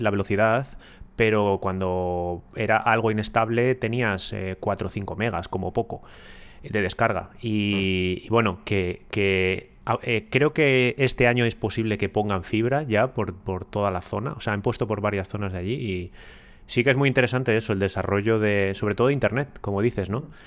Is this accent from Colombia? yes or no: no; Ponferrada, Castile and León, Spain; yo soy de Ponferrada